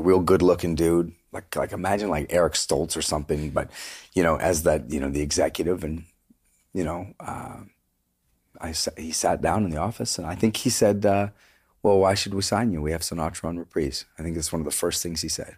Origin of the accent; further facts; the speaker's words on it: Vancouver, British Columbia, Canada; moved away as an adult; also born or lived in Toronto; we're from Vancouver.